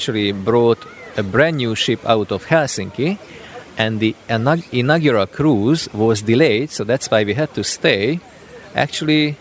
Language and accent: English; Hungary; I'm from Hungary